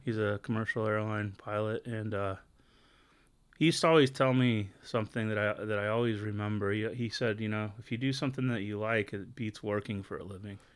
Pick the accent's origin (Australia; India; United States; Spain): United States; Long Beach, California; I grew up in Southern California in a town called Long Beach